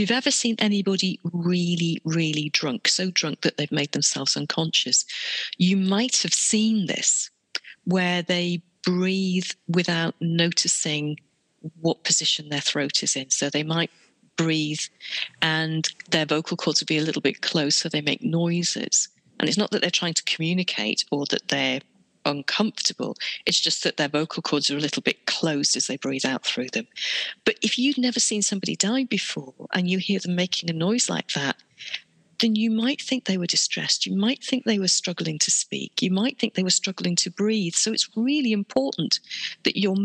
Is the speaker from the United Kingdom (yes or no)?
yes; United Kingdom; we're British